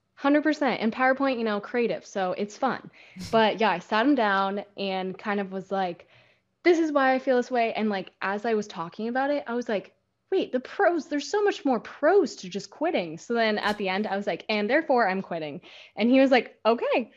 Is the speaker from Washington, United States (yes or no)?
yes; Seattle, Washington, United States; moved away as an adult; now in Huntington Beach, United States; growing up in Seattle, you're still by the Puget Sound